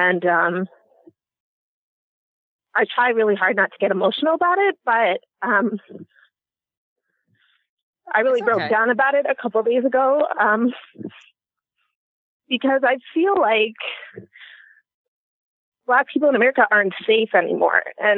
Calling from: Canada; First of all, I'm calling from Canada

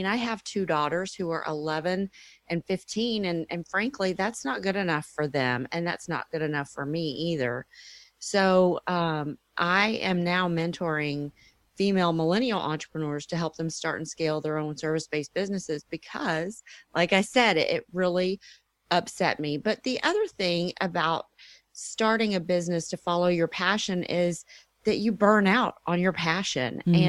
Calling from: Dallas, Texas, United States; Dallas, Texas.

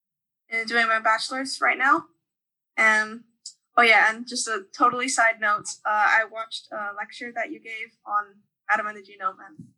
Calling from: Limerick, Munster, Ireland; Right now I'm calling from Limerick, Ireland, for the holidays.

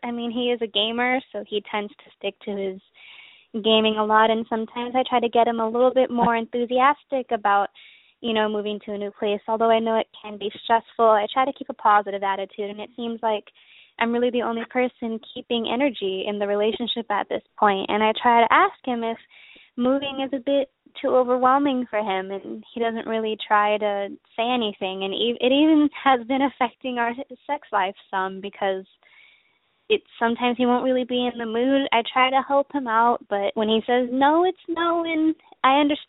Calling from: Lakeland, Florida, United States; I just turned 20. I'm calling from Lakeland, Florida.

